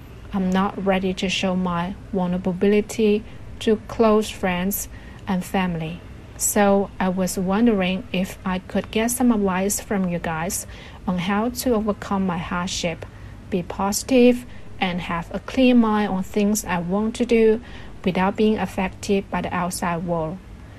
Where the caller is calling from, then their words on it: Shenzhen, Guangdong, China; Hello, Roundtable team. I'm … from Green City, Shenzhen.